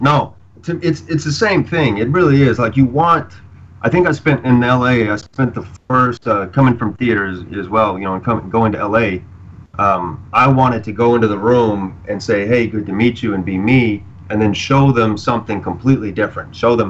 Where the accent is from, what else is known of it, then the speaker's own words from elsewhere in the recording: Arkansas, United States; No, I'm from Arkansas, from the South.